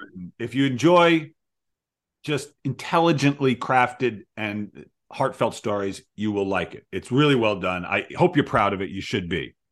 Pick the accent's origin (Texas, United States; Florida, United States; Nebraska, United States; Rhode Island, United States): Rhode Island, United States; Providence; now in Seattle, United States; I grew up in Providence